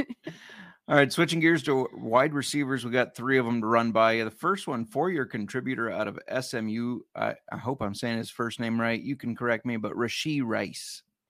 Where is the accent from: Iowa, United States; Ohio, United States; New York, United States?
Iowa, United States; Council Bluffs; I grew up in Council Bluffs, Iowa.